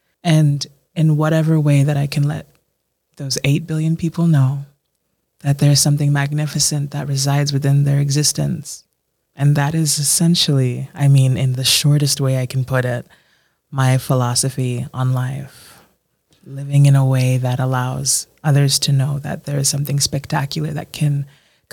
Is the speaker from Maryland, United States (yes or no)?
yes; Baltimore, Maryland, United States; as a child growing up on the East Coast, as a first generation Ghanaian American